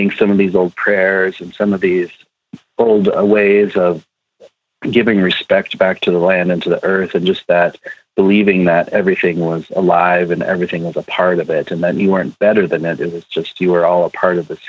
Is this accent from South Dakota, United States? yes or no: yes; Pine Ridge Indian Reservation, South Dakota, United States; I was born on Pine Ridge Indian Reservation in South Dakota